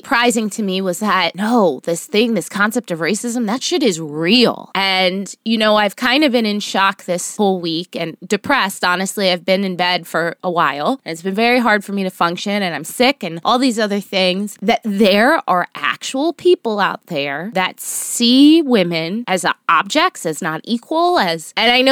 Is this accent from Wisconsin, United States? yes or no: no; Miami, Florida, United States; also born or lived in New York City / Los Angeles; now in New Jersey, United States; I'm originally from Miami, which is Florida